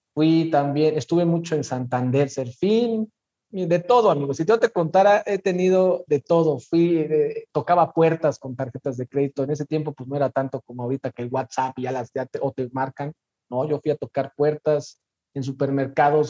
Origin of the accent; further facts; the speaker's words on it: Mexico City, Mexico; moved away as an adult; now in Morelia, Mexico; nací en la Ciudad de México, junio del 84 para ser exactos, siempre de feño, siempre chilango, 100%.